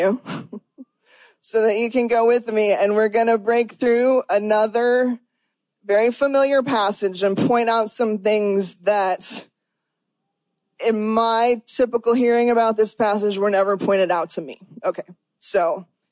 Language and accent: English; United States; I am an American. I've lived in America my whole life